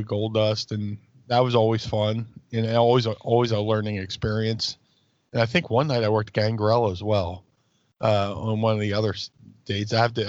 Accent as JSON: {"language": "English", "town": "Philadelphia", "region": "Pennsylvania", "country": "United States", "tie": "born or raised there", "said": "my hometown, South Philly"}